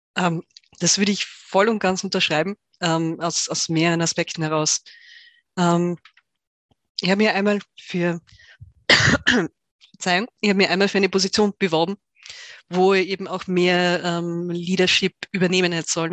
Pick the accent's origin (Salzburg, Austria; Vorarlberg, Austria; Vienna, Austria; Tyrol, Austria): Tyrol, Austria; ich bin Tirolerin, in Tirol aufgewachsen